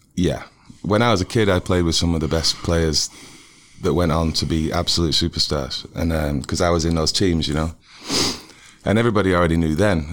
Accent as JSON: {"language": "English", "town": "Manchester", "region": "North West England", "country": "United Kingdom", "tie": "born or raised there", "also_born_or_lived": "Kansas City", "moved": "yes", "lives_now": "Ohio, United States", "said": "I grew up in Manchester, England"}